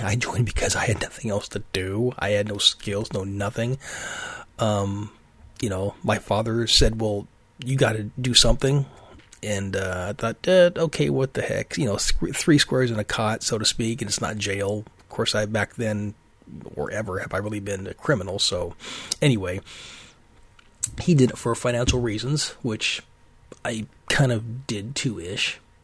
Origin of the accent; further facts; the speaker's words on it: Alaska, United States; I am from Alaska